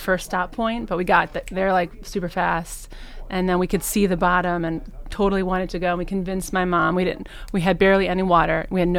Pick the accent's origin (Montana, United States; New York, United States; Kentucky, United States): New York, United States; New York City; also born or lived in Cincinnati, Ohio / Reading, Ohio / Cleveland, Ohio; now in Lakewood, United States; I'm from New York City originally.